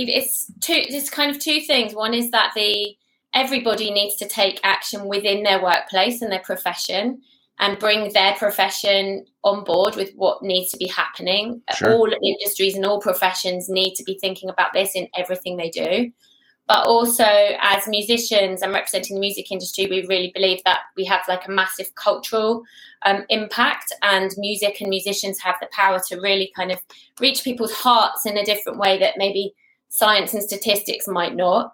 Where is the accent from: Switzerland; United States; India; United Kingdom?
United Kingdom; also born or lived in England / New Zealand; I'm British and I normally live in England, but we're having a sabbatical 18 months in New Zealand at the moment.